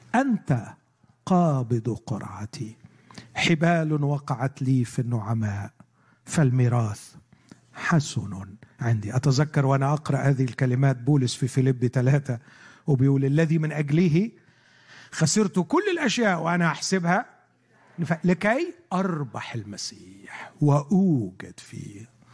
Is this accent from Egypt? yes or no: yes; Egypt; عندنا في مصر